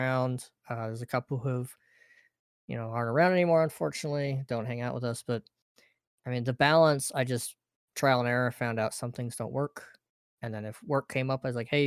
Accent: Oregon, United States; moved away as an adult; I'm originally from Oregon

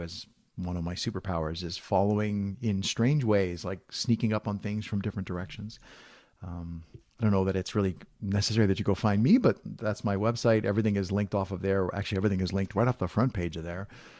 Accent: Southern Italy, Italy; But I'm actually Italian. I'm from Southern Italy originally.

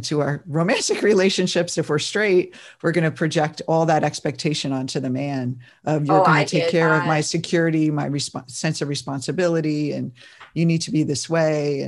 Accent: New Jersey, United States; I grew up in that family too. And I'm from New Jersey

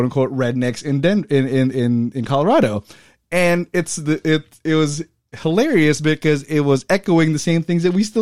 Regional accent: Philippines; moved away; I was born in the Philippines

